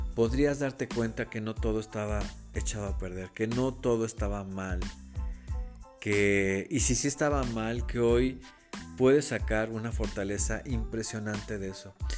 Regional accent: Mexico City, Mexico; yo nací y crecí en la Ciudad de México

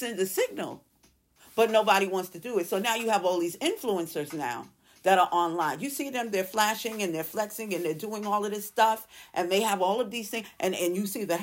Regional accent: New York City, New York, United States; I'm from New York. Maybe it's because I'm from Brooklyn

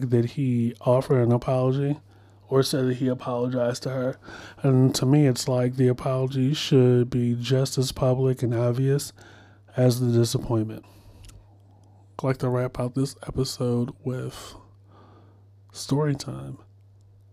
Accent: Baltimore, Maryland, United States; moved away; I'm from Baltimore

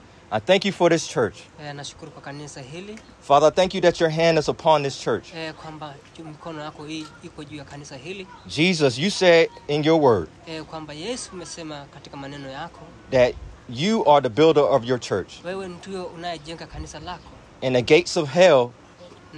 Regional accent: United States; moved away as an adult; now in Zanzibar, Tanzania; I was born in America

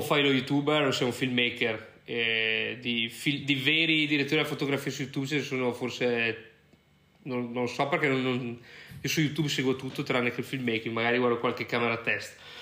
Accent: Brescia, Lombardy, Italy; moved away as an adult; also born or lived in United States / Ireland; now in Lisbon, Portugal; sono di Brescia, eh, come magari qualcuno può sentire dall'accento

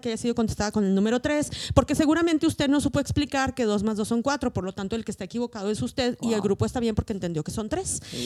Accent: Mexico; las personas que hablamos español, que somos mexicanas, que vivimos en un mismo contexto

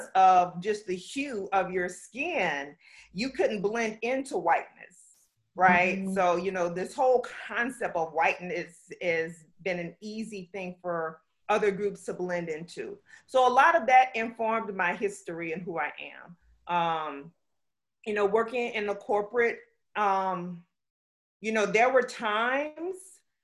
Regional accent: South Louisiana, United States; also born or lived in Pflugerville, Texas / Buford, Georgia; now in Orlando, United States; I grew up in the South. I am a Southern girl through and through. I'm from South Louisiana

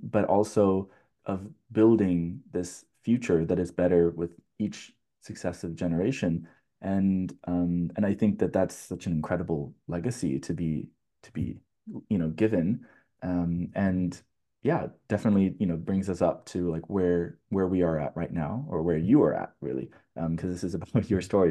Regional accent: California, United States; coming from a Californian

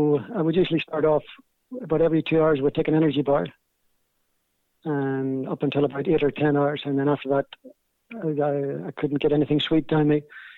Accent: Belfast, Northern Ireland, United Kingdom; accent: Belfast; my Belfast accent

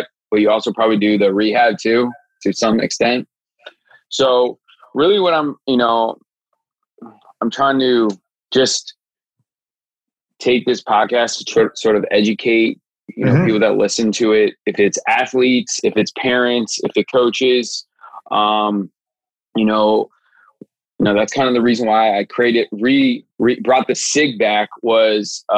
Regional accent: Silver Spring, Maryland, United States; I'm from like Silver Spring, Rockville area

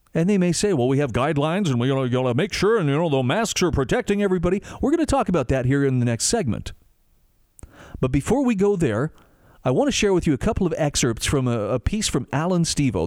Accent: Utah, United States; my home state of Utah

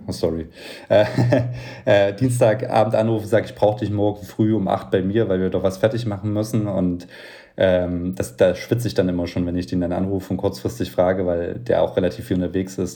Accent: Leipzig, Saxony, Germany; also born or lived in Berlin; als äh, Leipziger ähm, mit einem Leipziger Möbelunternehmen

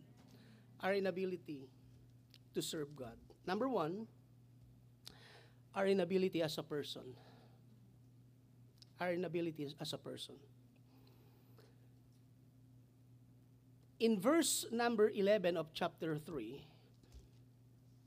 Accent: Cambodia; English is a second language

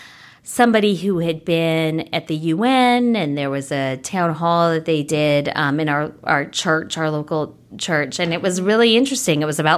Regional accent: northwestern Connecticut, United States; Well, I grew up in Connecticut, in a small town in northwestern Connecticut. And I had, it was pretty like, you know, pretty rural.

